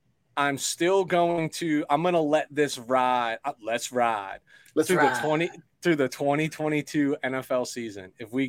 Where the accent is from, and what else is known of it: Red Bank, New Jersey, United States; born or raised there